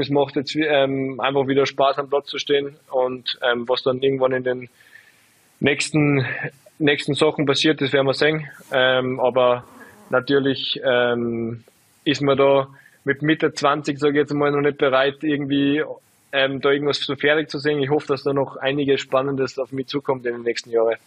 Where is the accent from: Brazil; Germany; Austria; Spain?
Austria; Salzburg; ich bin ja einfach von Salzburg